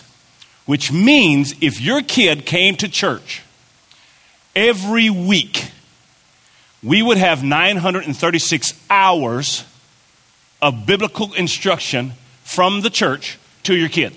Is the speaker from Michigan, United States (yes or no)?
no; Kentucky, United States; moved away; I'm from Kentucky